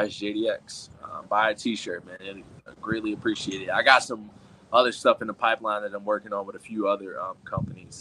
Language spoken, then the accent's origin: English; Chicago, Illinois, United States; now in Minnesota, United States; Chicago, Illinois, man. A city that I was born and raised